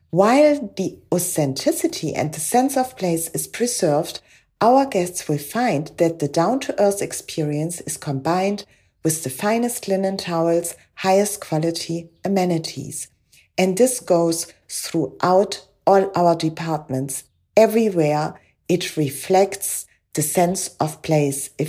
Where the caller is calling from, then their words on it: Paternoster, Western Cape, South Africa; I'm speaking from Paternoster on the west coast of South Africa, one of the oldest fishing villages on our coast